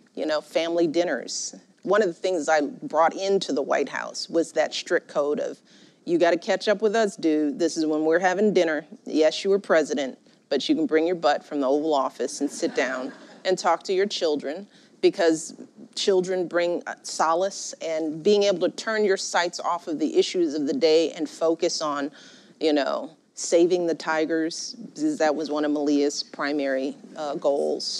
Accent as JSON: {"language": "English", "town": "Chicago", "region": "Illinois", "country": "United States", "tie": "born or raised there", "said": "I grew up in Chicago, rough and tumble politics"}